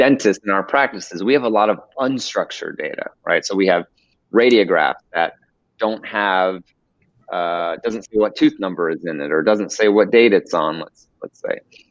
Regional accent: Orange County, California, United States; also born or lived in Beverly Hills, California; I am originally from Orange County, California, kind of by Disneyland

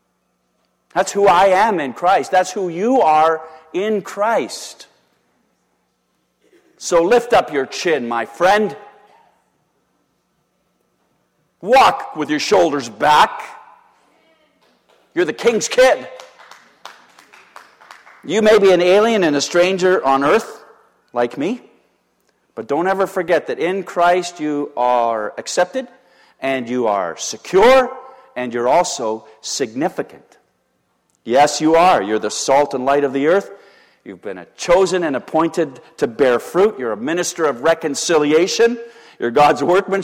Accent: Canada; I'm a Canadian citizen

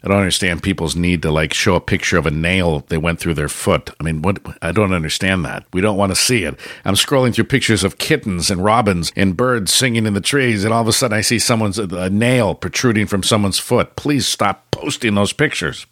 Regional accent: San Francisco, California, United States; I grew up in San Francisco.

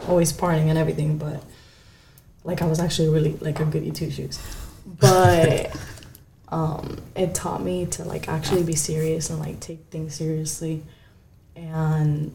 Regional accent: Miami, Florida, United States; also born or lived in Kentucky / Virginia; I grew up in Miami

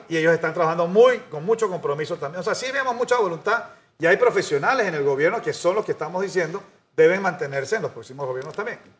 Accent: Panama

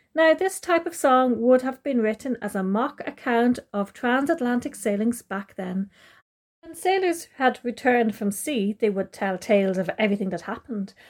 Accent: Ireland

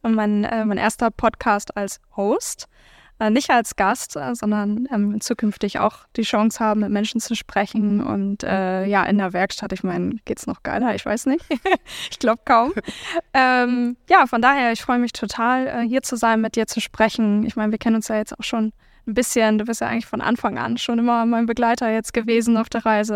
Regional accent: Hamburg, Germany; Also ich bin halt ähm, in Hamburg-Billstedt groß geworden, in der Nähe von Mömmelmannsberg zur Schule gegangen.

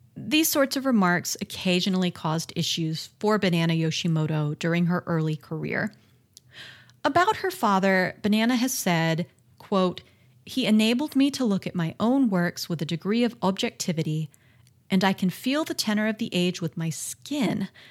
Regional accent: United States; I'm American

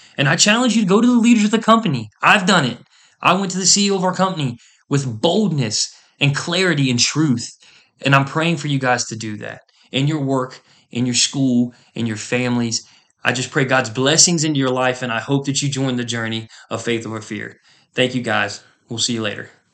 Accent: United States; as an American

